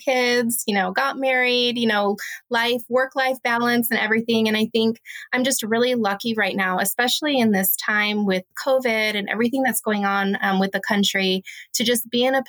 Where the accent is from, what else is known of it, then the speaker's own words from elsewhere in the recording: Louisville, Kentucky, United States; moved away as an adult; also born or lived in Las Vegas, Nevada; I'm from Louisville, Kentucky